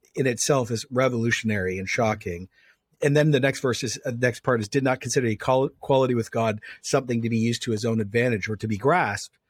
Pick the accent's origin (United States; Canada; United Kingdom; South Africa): Canada